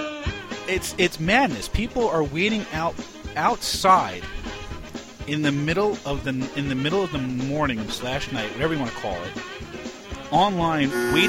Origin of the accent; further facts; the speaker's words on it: New York City, New York, United States; I grew up in New York City